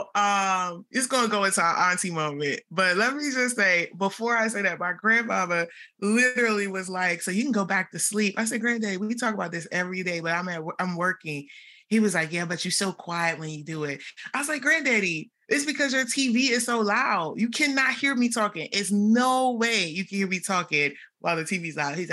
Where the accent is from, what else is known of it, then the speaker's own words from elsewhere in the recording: Washington, District of Columbia, United States; moved away; I'm actually in my hometown back at home in DC.